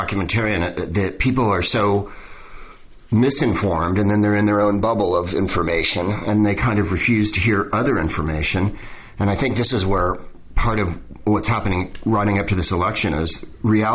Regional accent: San Francisco, California, United States; now in Southern California, United States; I'm from San Francisco as well

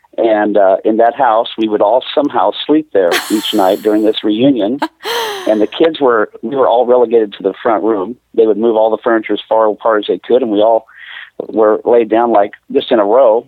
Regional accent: Sacramento, California, United States; also born or lived in Bakersfield, California; Well, I was born in Bakersfield, California, so I am a California boy all the way. But I grew up in Sacramento. I wasn't in Bakersfield much past being born there. And so that's where I grew up.

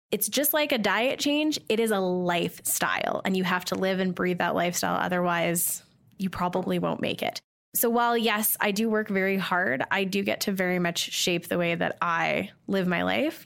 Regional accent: Calgary, Alberta, Canada; I'm from Calgary

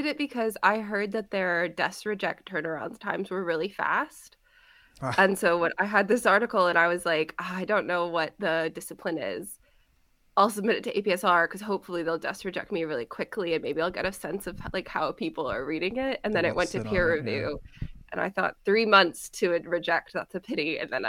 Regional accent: Silicon Valley, California, United States; I grew up just outside Silicon Valley.

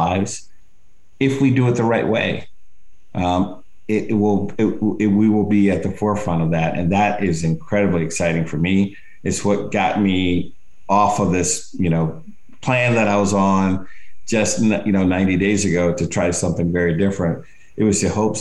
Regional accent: Alabama, United States; moved away; I grew up in Alabama

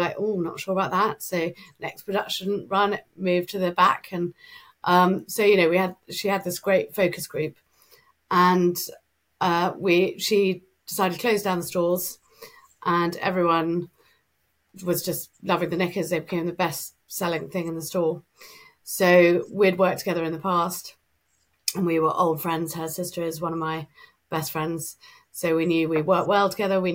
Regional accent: England, United Kingdom; we're English

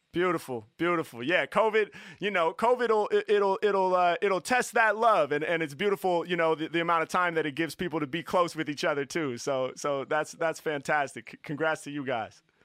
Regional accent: Portland, Oregon, United States; I'm from Portland

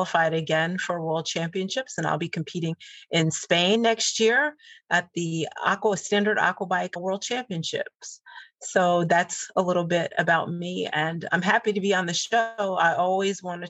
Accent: New York, United States; I'm a city kid. I grew up in New York.

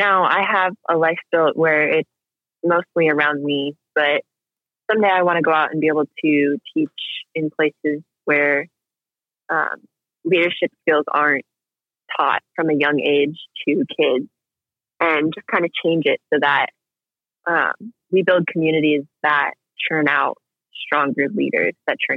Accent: United States

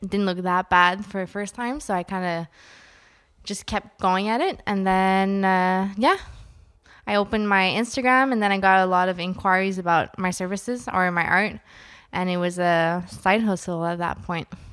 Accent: Ottawa, Ontario, Canada; I'm from Ottawa, so I work, uh, with the government, for the government

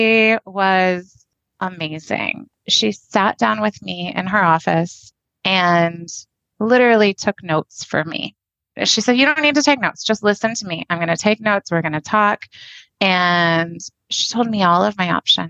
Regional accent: Fort Worth, Texas, United States; I grew up in the Fort Worth area.

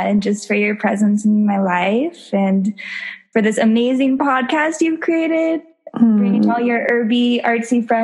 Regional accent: Morrison, Colorado, United States; also born or lived in Denver; I grew up in Colorado. So I was born and raised in Morrison

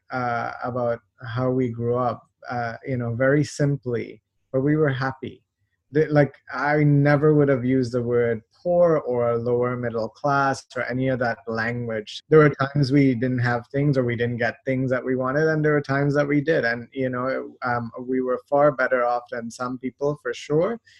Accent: Trinidad & Tobago; also born or lived in Toronto, Canada; now in Canada; I was born in Canada uh, we moved. Uh, my parents are from Trinidad. They they moved back there, so I grew up there.

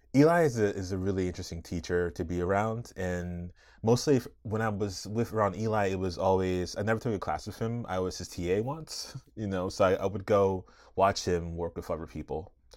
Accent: Arlington, Virginia, United States; I grew up right outside Washington, D C, in Arlington, Virginia

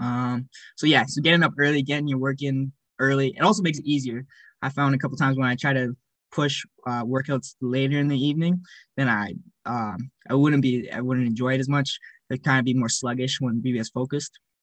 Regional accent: Cochrane, Alberta, Canada; also born or lived in Calgary, Alberta / Edmonton, Alberta; I grew up in Cochrane from the ages of seven

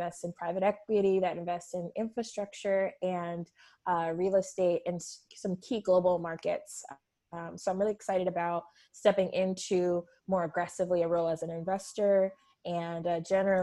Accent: Fontana, California, United States; now in Los Angeles, United States; I'm somebody who grew up in a very multicultural community in Rancho, in Fontana

